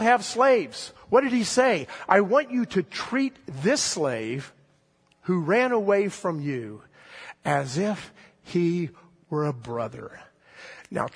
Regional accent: the South, United States; I grew up in the South in the 1960s

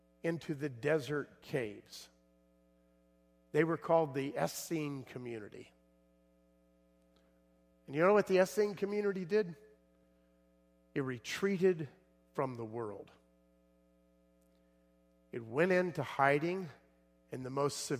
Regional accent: South Florida, United States; I grew up in South Florida

